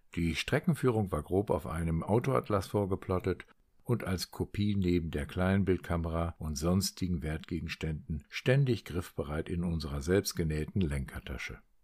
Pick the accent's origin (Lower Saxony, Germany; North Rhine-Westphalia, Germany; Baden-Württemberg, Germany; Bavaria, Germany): Lower Saxony, Germany; Meppen; moved away; sitzen heute in Meppen, in meinem Geburtsort und meiner früheren Heimat